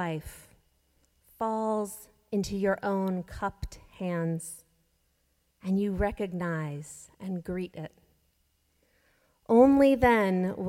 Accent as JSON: {"language": "English", "town": "Jacksonville", "region": "Florida", "country": "United States", "tie": "born or raised there", "moved": "yes", "lives_now": "Boston, United States", "said": "I grew up in Jacksonville and still consider North Florida my home"}